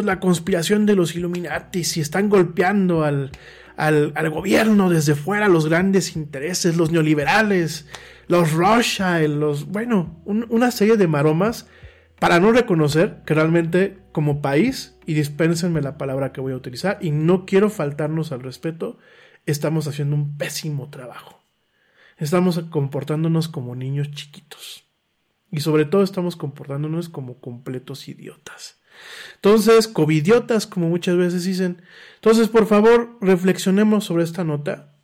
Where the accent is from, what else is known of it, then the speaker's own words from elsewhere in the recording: Mexico; como mexicano